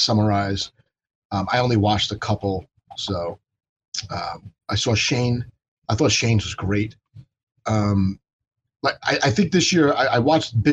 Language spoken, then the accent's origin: English; United States; as an American